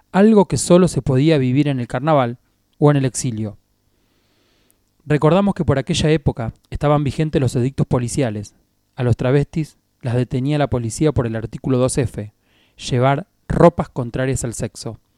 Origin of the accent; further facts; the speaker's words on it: Lobos, Buenos Aires Province, Argentina; Fue para los Corsos, en la calle 9 de Julio, en Lobos, mi ciudad natal.